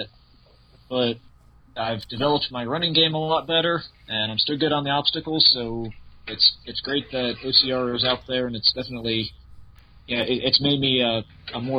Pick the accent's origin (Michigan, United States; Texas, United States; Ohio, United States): Ohio, United States; hometown near the Kings Domain course; I only live 20, 30 minutes away from the King's Domain course.